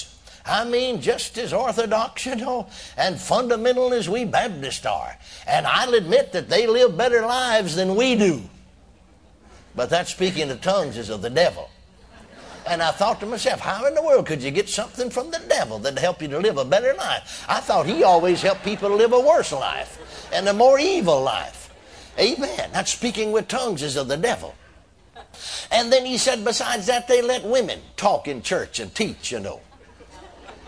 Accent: McKinney, Texas, United States; my hometown of McKinney, Texas

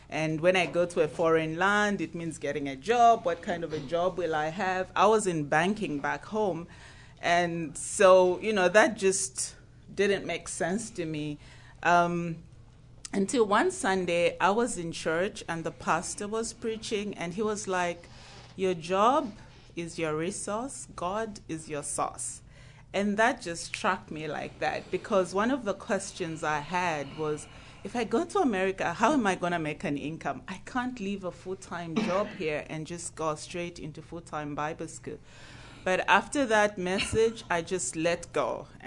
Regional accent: Zambia; now in United States; I'm from Zambia in Africa.

